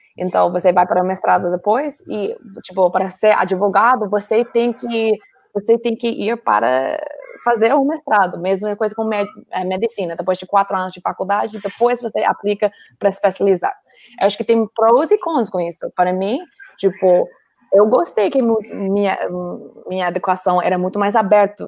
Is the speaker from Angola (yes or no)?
no; Colorado, United States; Portuguese is a second language; moved away as an adult; also born or lived in Xerém, Duque de Caxias, Brazil; now in Duque de Caxias, Brazil; eu sou dos Estados Unidos, obviamente, sou aqui eu sou de Colorado